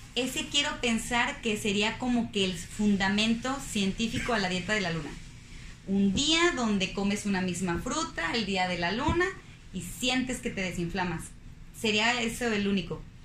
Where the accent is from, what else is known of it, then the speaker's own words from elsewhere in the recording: Zapopan, Jalisco, Mexico; now in Monterrey, Mexico; Soy foránea, soy de Guadalajara, Jalisco, de, específicamente de Zapopan, Jalisco.